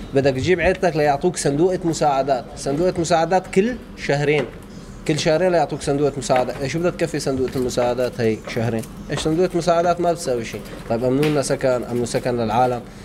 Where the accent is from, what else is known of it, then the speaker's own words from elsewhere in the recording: An-Nabk, Rif Dimashq, Syria; moved away as an adult; now in Khartoum, Sudan; أنا من القلمون من ريف النبك